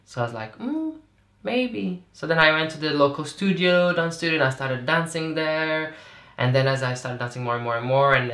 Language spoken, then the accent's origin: English; Azores, Portugal; moved away as an adult; now in London, United Kingdom; So, so I'm from Portugal, but I'm from the Azores, right? Which is tiny islands oh, in the middle of the Atlantic.